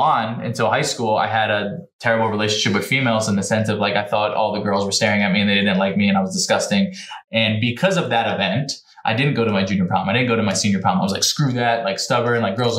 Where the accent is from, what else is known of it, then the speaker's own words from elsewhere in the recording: New Jersey, United States; I'm from New Jersey